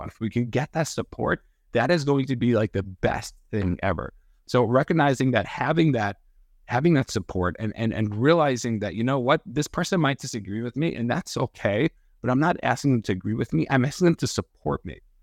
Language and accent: English; New York, United States; I grew up in New York. I'm a Giants fan